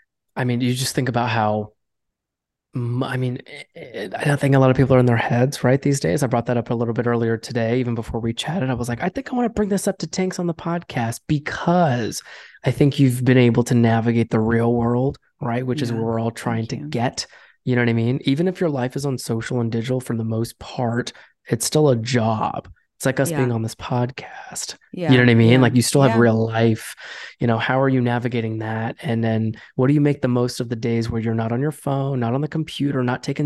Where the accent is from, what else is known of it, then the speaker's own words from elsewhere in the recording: New York, United States; we're from New York.